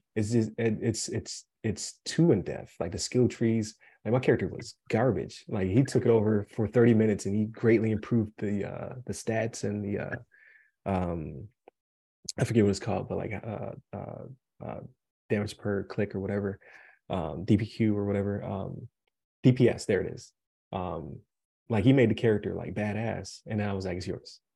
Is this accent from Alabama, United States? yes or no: no; Buffalo, New York, United States; now in Colorado, United States; I say pop uh because uh, I'm from Buffalo